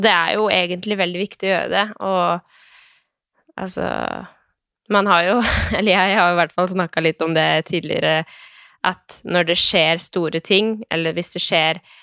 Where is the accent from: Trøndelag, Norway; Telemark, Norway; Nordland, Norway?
Telemark, Norway; Skien; Jeg er jo eh, fra Skien